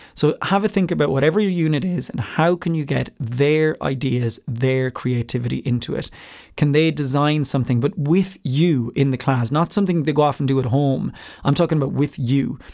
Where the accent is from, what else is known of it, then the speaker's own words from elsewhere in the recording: Ireland; I have a different accent 'cause I'm from Ireland